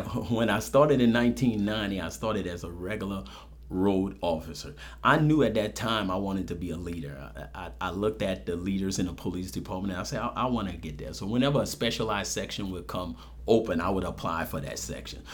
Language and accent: English; New Orleans, Louisiana, United States; moved away as an adult; also born or lived in San Antonio, Texas; now in Lafayette, United States; I'm from New Orleans. Uh, born and raised in New Orleans